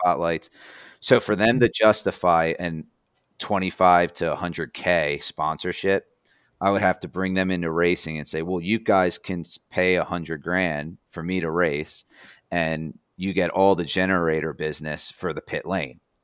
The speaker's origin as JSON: {"language": "English", "region": "New Jersey", "country": "United States", "moved": "yes", "lives_now": "Indiana, United States", "said": "I'm not from here. I'm from New Jersey"}